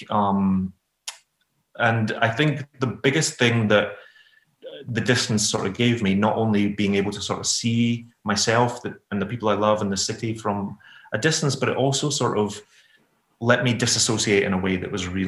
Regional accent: Glasgow, Scotland, United Kingdom; And who are growing up in Glasgow, you know, I couldn't tell you what Brother Glen looks like.

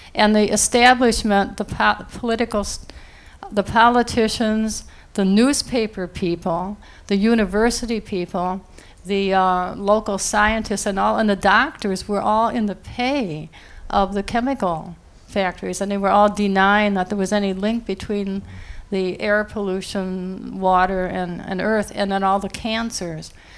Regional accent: near Niagara Falls, New York, United States; now in Princeton, United States; I grew up near Niagara Falls, as a girl

